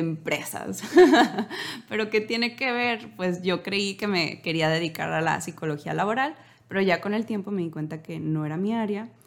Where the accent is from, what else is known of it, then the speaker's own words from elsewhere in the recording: Los Mochis, Sinaloa, Mexico; somos de Sinaloa, de los mochis